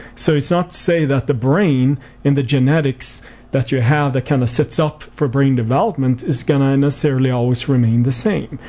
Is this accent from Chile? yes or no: no; Sweden; moved away; I was born and raised in Sweden, hence my somewhat strange accent.